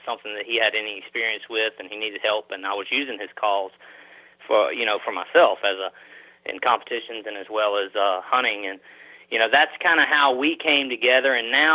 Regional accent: Mississippi, United States; moved away as an adult; now in Louisiana, United States; I'm originally from Mississippi. I currently live in Louisiana, but right near the state line.

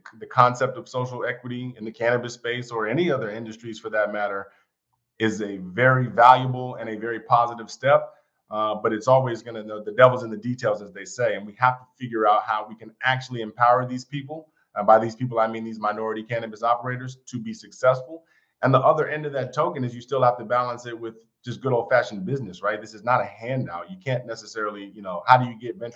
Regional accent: Silver Spring, Maryland, United States; moved away as an adult; also born or lived in New York / Atlanta, Georgia / Washington, D.C.; I grew up outside of D.C., born in New York, but kind of raised in Silver Spring, Maryland

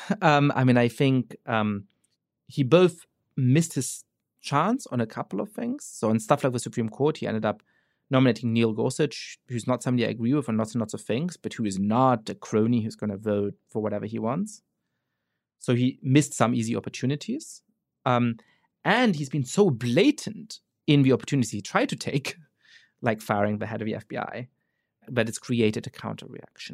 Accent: Germany; now in United States; I grew up Jewish in Germany

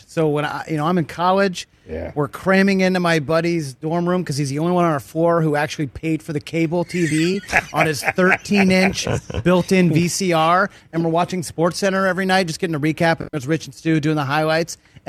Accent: Maine, United States; I grew up in Maine.

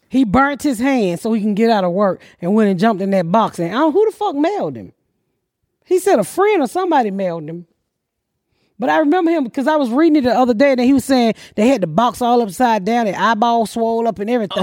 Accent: Atlanta, Georgia, United States; now in Plainfield, United States; Kaepernick just went to my hometown

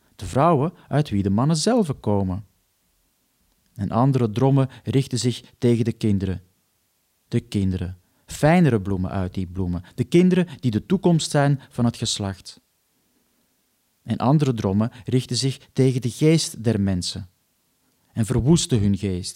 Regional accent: Antwerp, Flanders, Belgium; now in Netherlands; ik woon dan wel in Nederland, maar ik kom natuurlijk gewoon uit Antwerpen

